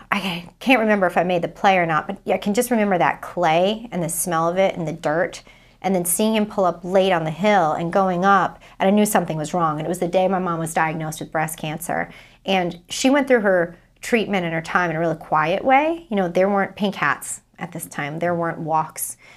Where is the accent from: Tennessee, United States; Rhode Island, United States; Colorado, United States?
Rhode Island, United States; Providence; I'm from Providence, Rhode Island